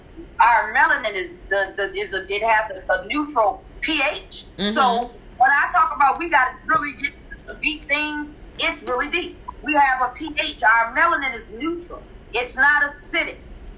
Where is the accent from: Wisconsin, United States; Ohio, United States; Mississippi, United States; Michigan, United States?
Wisconsin, United States; Milwaukee; I'm from Milwaukee, Wisconsin